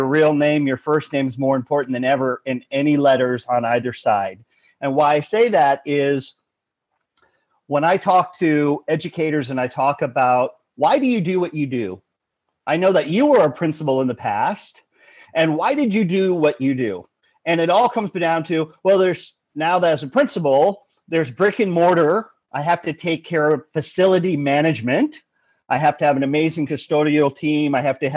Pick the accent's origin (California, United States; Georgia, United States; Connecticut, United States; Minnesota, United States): California, United States; Los Angeles; Born and raised in Los Angeles.